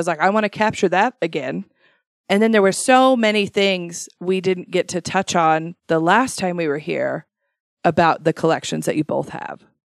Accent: Shelley, Idaho, United States; I grew up in Shelley and never once worked in the potatoes ever.

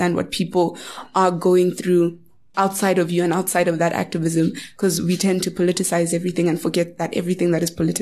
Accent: South Africa; I am South African

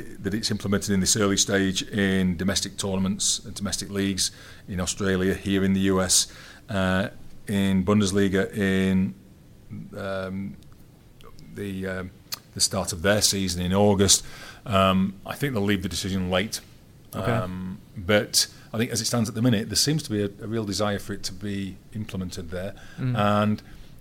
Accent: England, United Kingdom

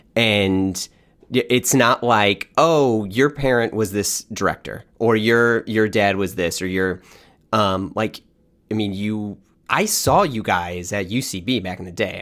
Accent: St. Louis, Missouri, United States; I grew up in Saint Louis, Missouri

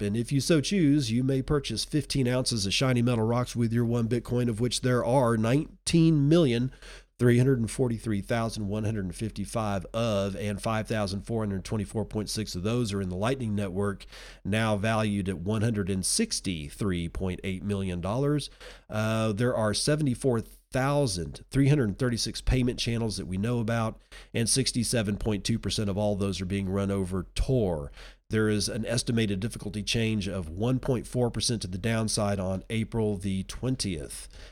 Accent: Texas, United States; moved away; I'm a Texan at heart, I always will be

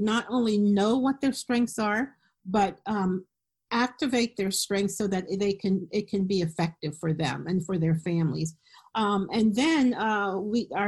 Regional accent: Philadelphia, Pennsylvania, United States; moved away as an adult; now in Harrisburg, United States; I live in Harrisburg, Pennsylvania, and I grew up in Philadelphia

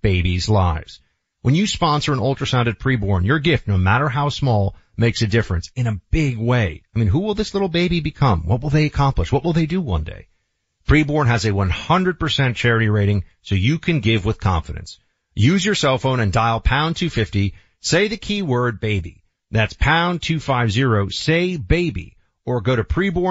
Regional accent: New York City, New York, United States; moved away; Still always think of myself as a New Yorker. Born and raised there

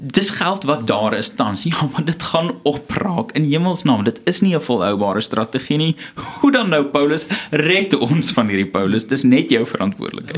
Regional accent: South Africa

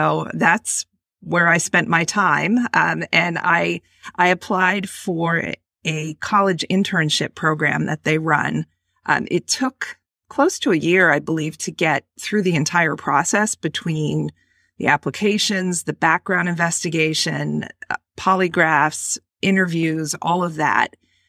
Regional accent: Boston, Massachusetts, United States; also born or lived in Washington, D.C.; I was born and raised in the Boston area in a coastal community where I lived most of my life until I moved down to Washington, D.C. to work for the Central Intelligence Agency.

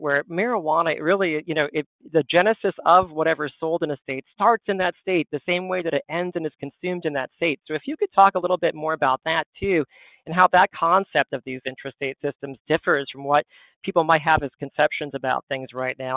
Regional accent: Western Massachusetts, United States; I grew up in Western Massachusetts

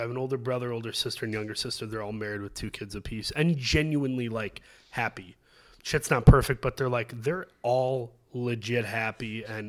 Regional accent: Midwest, United States; I'm from the Midwest. I love Chicago. Spent time here from Michigan.

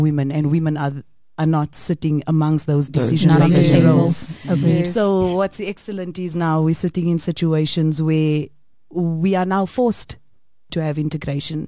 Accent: South Africa

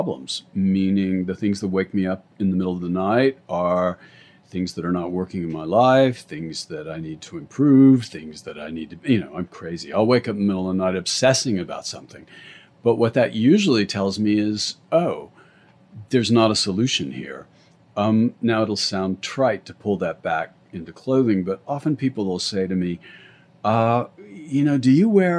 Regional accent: Santa Fe, New Mexico, United States; also born or lived in London; now in Los Angeles, United States; I grew up in Santa Fe

